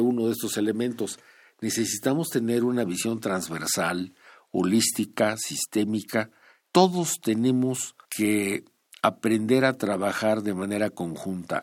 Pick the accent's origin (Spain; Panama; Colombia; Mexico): Mexico; como mexicanos